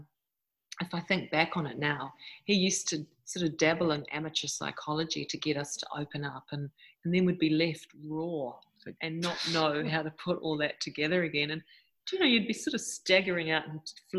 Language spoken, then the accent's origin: English; New Zealand; moved away; I am from New Zealand originally.